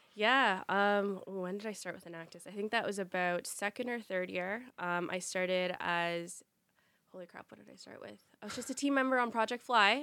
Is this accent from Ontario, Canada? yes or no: yes; Ottawa, Ontario, Canada; born and raised in Ottawa